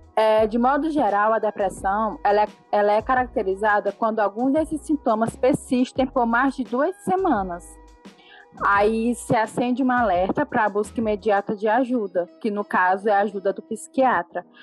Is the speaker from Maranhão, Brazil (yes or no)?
yes; Caxias, Maranhão, Brazil; sou daqui de Caxias do Maranhão